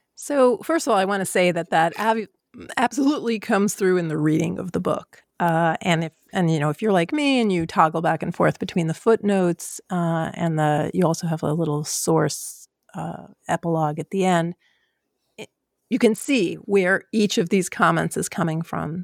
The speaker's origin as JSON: {"language": "English", "town": "New York City", "region": "New York", "country": "United States", "tie": "born or raised there", "said": "I am from New York, I'm from Queens"}